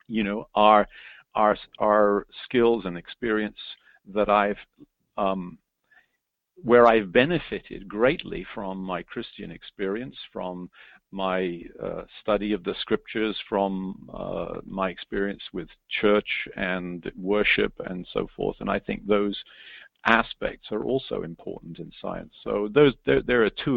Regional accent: England, United Kingdom; moved away as an adult; now in United States; I'm an Englishman born and bred, but I've lived in America now for over 30 years.

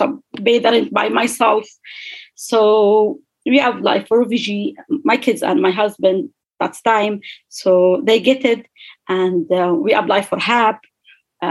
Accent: Libya; English is a second language; moved away as an adult; now in Galway, Ireland; I'm from Libya

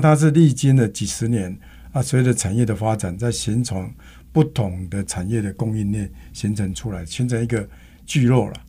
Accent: Taiwan; 我们台湾人

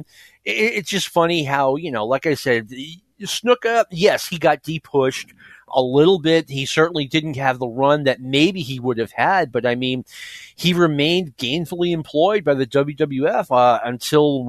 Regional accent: Northeast, United States; I grew up in the Northeast

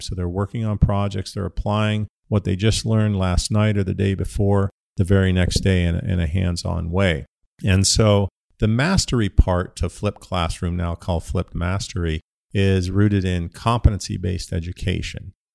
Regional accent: Ohio, United States; moved away as an adult; also born or lived in Pittsburgh, Pennsylvania; now in Phoenix, United States; I grew up in Ohio

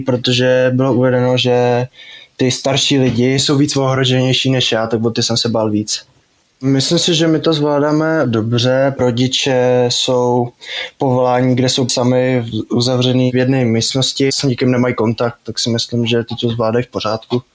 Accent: Osek, Czechia; jsem z Oseka

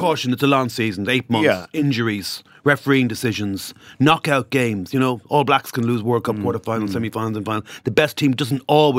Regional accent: Ireland; it's a great competition when the Irish are doing well because we add so much to it.

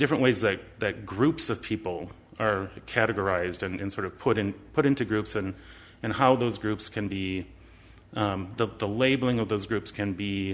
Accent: La Crosse, Wisconsin, United States; moved away as an adult; also born or lived in Decorah, Iowa / Twin Cities, Minnesota; I was born in La Crosse, Wisconsin. I'm a child of the public school system of La Crosse, Wisconsin

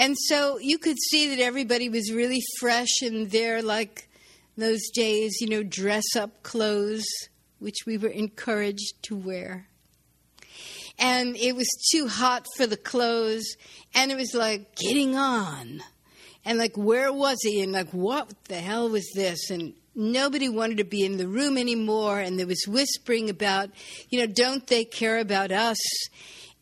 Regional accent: New York City, New York, United States; I was born in Brooklyn

